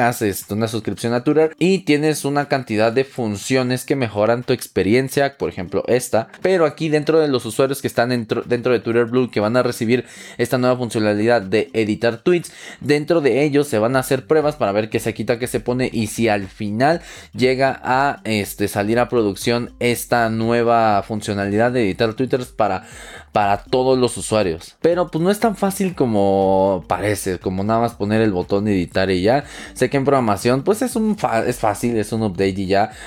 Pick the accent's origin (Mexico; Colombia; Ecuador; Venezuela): Mexico; soy de México